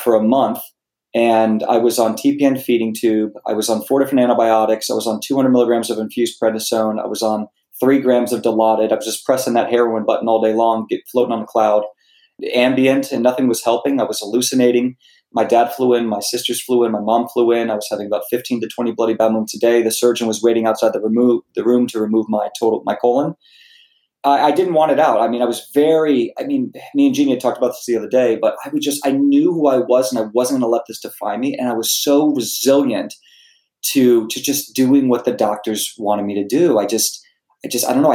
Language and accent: English; Virginia, United States; moved away as an adult; also born or lived in South Carolina; now in California, United States; I grew up in school in South Carolina. I grew up in Virginia. And I've been living in California for 10 or 12 years